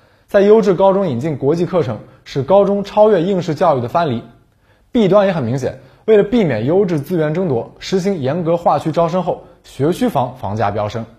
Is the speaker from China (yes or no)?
yes; Jiangsu, China; 我一个遭受过困难模式的江苏考生